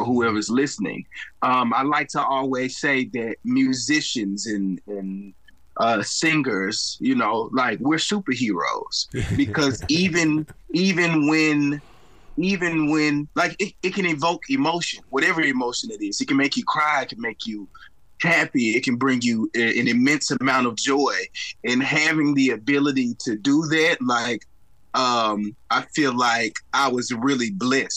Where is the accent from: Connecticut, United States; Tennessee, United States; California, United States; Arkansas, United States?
Arkansas, United States; Wrightsville; now in Little Rock, United States; I currently live there now. I grew up in Wrightsville, Arkansas